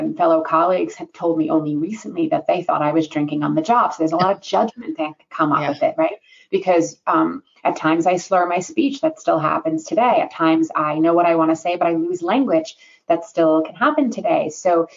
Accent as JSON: {"language": "English", "region": "New York", "country": "United States", "said": "I'm a New Yorker, and living in New York"}